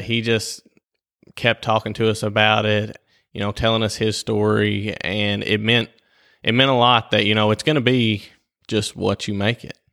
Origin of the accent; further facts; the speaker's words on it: Whitesville, United States; I was born and raised here in Whitesville.